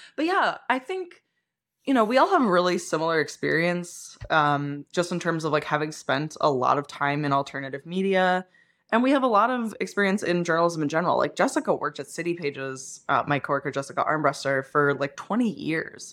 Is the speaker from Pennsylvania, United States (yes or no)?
yes; Pennsylvania, United States; moved away; I grew up in Pennsylvania, which means that we ate like pork roll